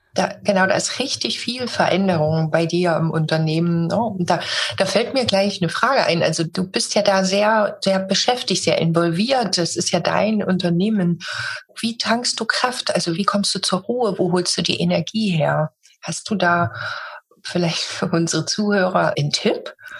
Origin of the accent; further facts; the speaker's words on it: Germany; Ich bin in Deutschland geboren